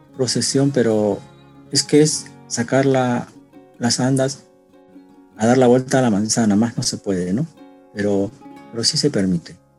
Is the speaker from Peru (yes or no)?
yes; Peru; now in Japan; que en su mayoría somos peruanos